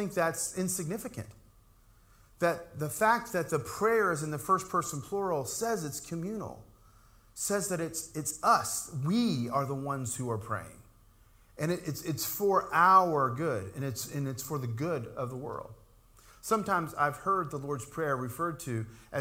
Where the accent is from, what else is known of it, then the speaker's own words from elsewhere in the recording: Appalachian Mountains, United States; growing up in the Appalachian Mountains, we used to hear and even say about ourselves that all Pentecostals are preachers.